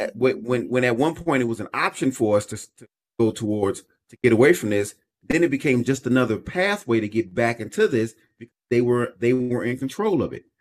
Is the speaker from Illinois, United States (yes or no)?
yes; Chicago, Illinois, United States; I was born and raised in Chicago, Illinois